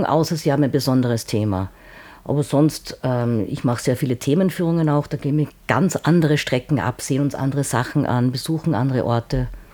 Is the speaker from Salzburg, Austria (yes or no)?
yes; Salzburg, Austria; ich bin äh, Salzburger